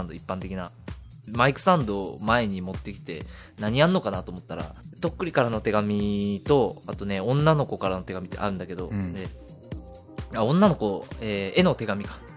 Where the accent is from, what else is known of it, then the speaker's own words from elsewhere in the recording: Fukuoka, Japan; 僕福岡なんです